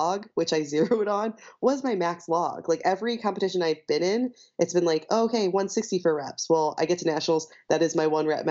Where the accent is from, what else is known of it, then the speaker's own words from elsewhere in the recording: St. Louis, Missouri, United States; moved away as an adult; also born or lived in Chicago; I'm from St. Louis and I moved to Chicago for college.